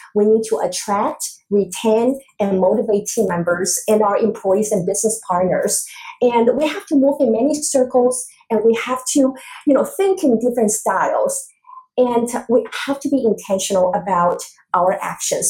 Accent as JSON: {"language": "English", "country": "Taiwan", "tie": "born or raised there", "moved": "yes", "said": "I was growing up in Taiwan"}